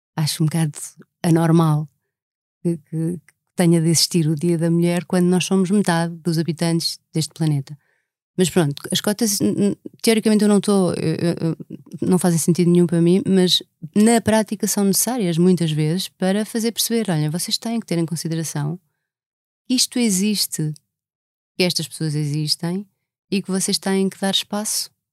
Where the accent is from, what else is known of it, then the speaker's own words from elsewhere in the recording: Lisbon, Portugal; also born or lived in Alentejo; Eu nasci em Lisboa, imagina, eu nasci na Avenida da República